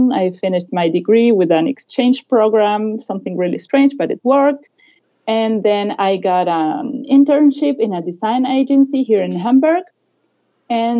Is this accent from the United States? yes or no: no; Argentina; moved away as an adult; also born or lived in Buenos Aires; now in Germany; I'm originally from Argentina, but I've been living in Germany for the past decade